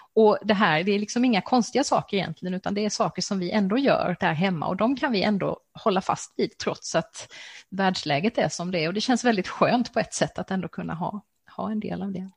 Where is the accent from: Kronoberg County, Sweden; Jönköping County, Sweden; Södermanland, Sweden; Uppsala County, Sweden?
Kronoberg County, Sweden; Växjö; Växjö stift, som har sitt säte i min hemstad